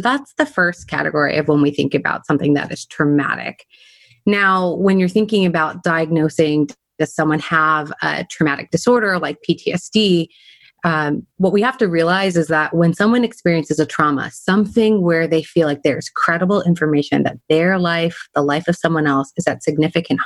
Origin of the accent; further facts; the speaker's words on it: California, United States; I'm a Californian. I grew up in California